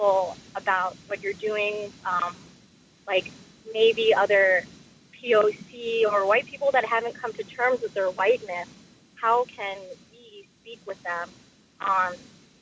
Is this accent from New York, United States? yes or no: yes; Long Island, New York, United States; now in Brooklyn, United States; growing up on Long Island